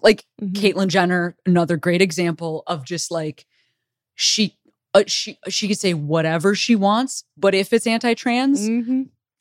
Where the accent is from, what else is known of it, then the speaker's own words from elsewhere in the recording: Illinois, United States; I'm from Illinois